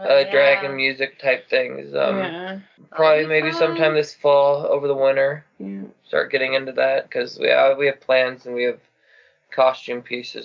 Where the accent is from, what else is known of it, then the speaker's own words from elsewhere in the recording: Midwest, United States; because we're from the Midwest originally, so we say Aunt.